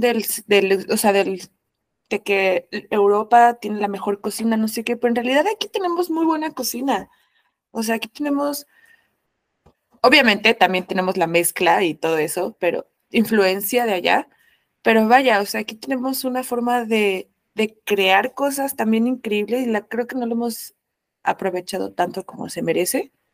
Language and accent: Spanish; Mexico; como mexicana